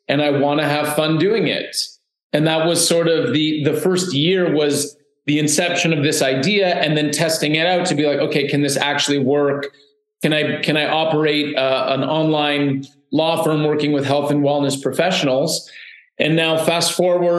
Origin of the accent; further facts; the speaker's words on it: Canada; also born or lived in Toronto; I was born in Canada